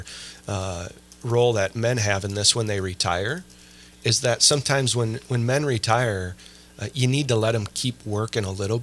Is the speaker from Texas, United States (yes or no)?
no; Sioux Falls, South Dakota, United States; We grew up on Prairie Avenue in Sioux Falls